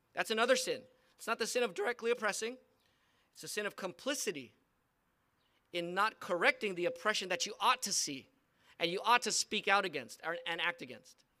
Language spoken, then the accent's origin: English; United States; I'm a Filipino American